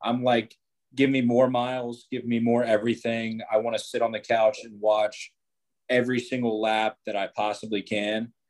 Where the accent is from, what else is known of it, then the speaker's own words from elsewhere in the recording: Jacksonville, Florida, United States; Born and raised in Jacksonville